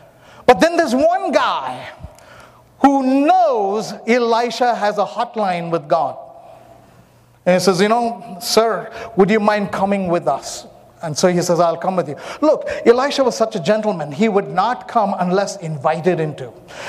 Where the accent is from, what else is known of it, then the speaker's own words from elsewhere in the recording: Myanmar; born there; I was born in Myanmar. So I went and I found the place where I was born.